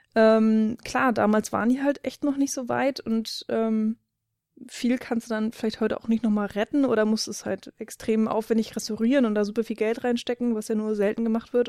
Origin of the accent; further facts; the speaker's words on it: Germany; als Deutscher